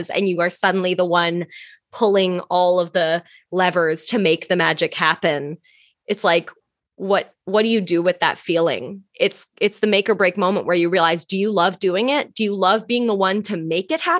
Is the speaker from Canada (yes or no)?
yes; Canada; moved away as an adult; also born or lived in Toronto; now in New York, United States; I'm Canadian.